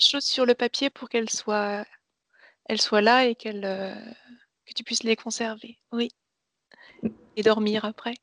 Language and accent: French; Nancy, Grand Est, France; Je suis née à Nancy